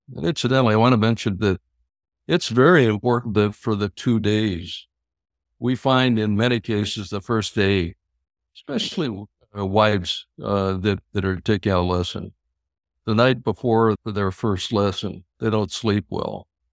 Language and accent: English; Minnesota, United States; I'm from Minnesota